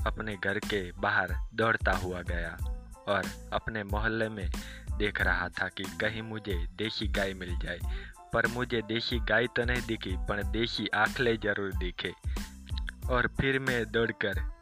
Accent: Gujarat, India; गुजरात का रहने वाला हूँ

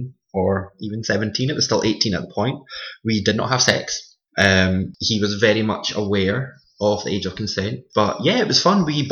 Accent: Edinburgh, Scotland, United Kingdom; I'm born and bred in Edinburgh

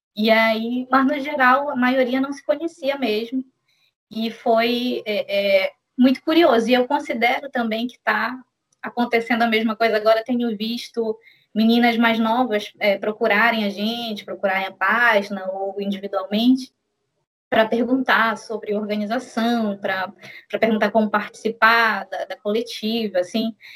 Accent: Belém, Pará, Brazil; sou de Belém do Pará

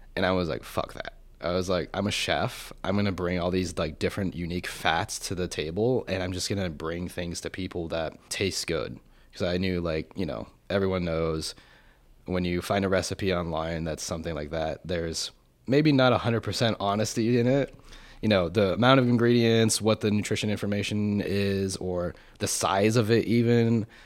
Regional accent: Colorado Springs, Colorado, United States; moved away as an adult; now in Austin, United States; I grew up in Colorado Springs

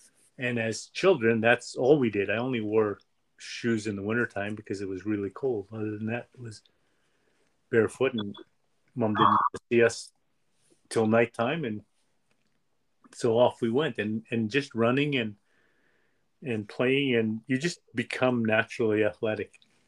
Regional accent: Western Canada, Canada; Also, being Native Canadian or First Nations is in Western Canada, lesser today, but more so in those days.

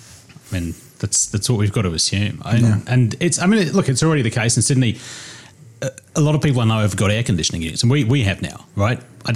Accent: England, United Kingdom; now in Australia; when I go to the UK, everyone thinks I'm Australian, but Aussies generally can tell that I'm a POM.

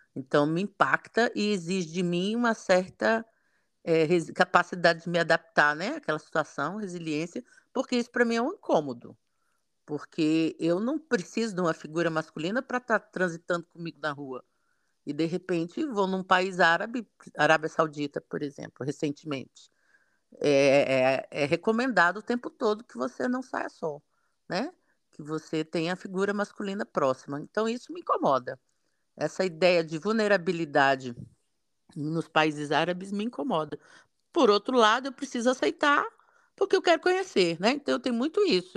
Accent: Brasília, Federal District, Brazil; eu nasci no, no em Brasília, né? Região de Cerrado, muito seco

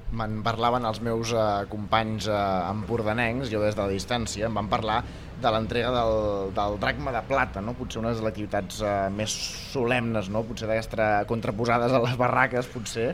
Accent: Sant Joan, Catalonia, Spain; des de Sant Joan, des del meu poble

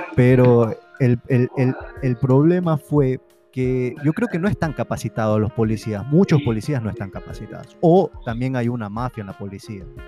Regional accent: Guayaquil, Guayas, Ecuador; also born or lived in Ambato; yo casi toda mi infancia viví en Ambato. Eh, yo vivía en Guayaquil, pero siempre viajaba a Ambato

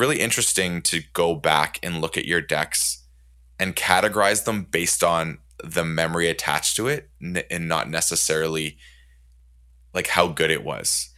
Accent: Canada; I'm Canadian

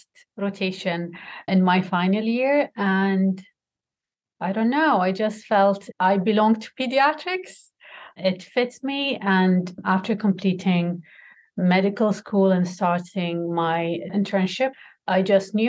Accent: Kuwait; also born or lived in Toronto, Canada; I'm from Kuwait.

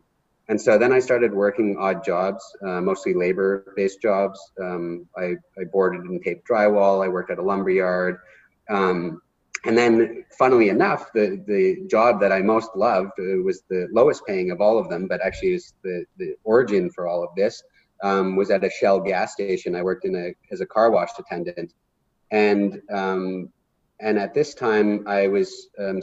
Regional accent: Pickering, Ontario, Canada; moved away; I'm from Pickering, Ontario, which is about a 30-minute drive east of Toronto.

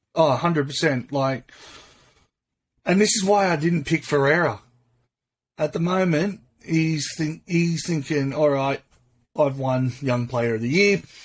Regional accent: Sydney, New South Wales, Australia; I'm from Sydney

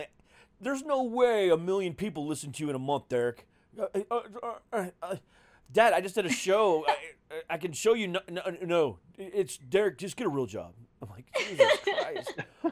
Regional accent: Florida, United States; I'm like, I'm from Florida, man. What do you expect?

